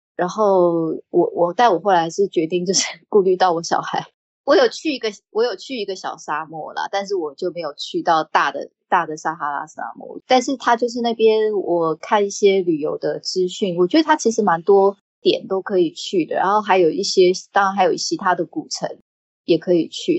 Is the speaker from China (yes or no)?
no; Taiwan; 因为我是在台，台湾长大的嘛